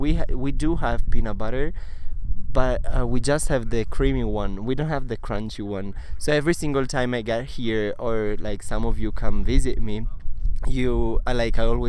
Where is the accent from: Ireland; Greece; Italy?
Italy; Cagliari, Sardinia; English is a second language; moved away as an adult; also born or lived in Arizona; now in Milan, Italy; I was born and raised in Cagliari, which is in the south of Sardinia.